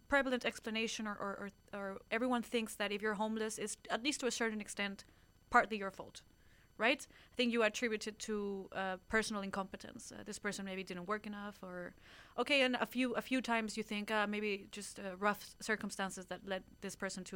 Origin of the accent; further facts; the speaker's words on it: Spain; Being Spanish